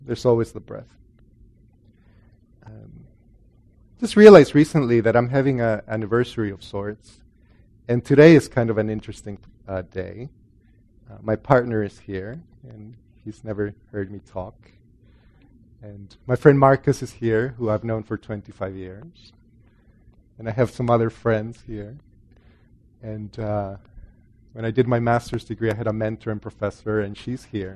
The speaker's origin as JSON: {"language": "English", "country": "El Salvador", "tie": "born or raised there", "also_born_or_lived": "Guatemala", "moved": "yes", "said": "I grew up in Catholic El Salvador"}